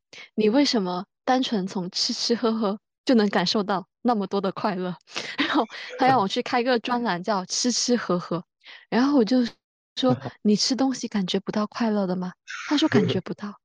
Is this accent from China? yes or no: yes; Guangdong, China; 就我们长大的地方。太其实好蛮了宜居的，又有海，又有很多好吃的